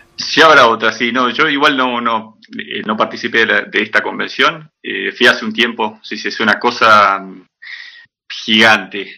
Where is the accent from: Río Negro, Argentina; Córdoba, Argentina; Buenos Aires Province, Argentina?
Río Negro, Argentina; Viedma; moved away as an adult; also born or lived in El Bolsón, Río Negro / Buenos Aires / Sapporo, Japan; now in Brazil; yo nací en el Bolsón Río Negro, en el año 80, eh, y viví casi 10 años ahí, mi viejo vive ahí todavía. Eh, y en el 90, 90, 89, 90, nos mudamos